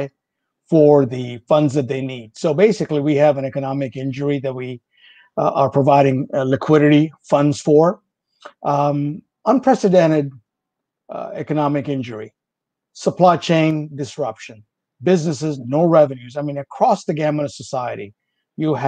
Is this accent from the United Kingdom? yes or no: no; India; English is a second language; moved away; English is a foreign language for me. I'm originally from India